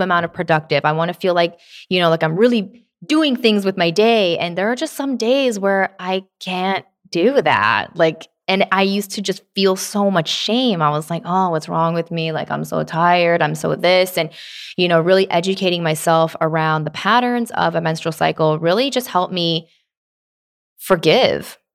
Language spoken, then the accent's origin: English; Tennessee, United States; I was born, um, not born in Tennessee, but I was raised there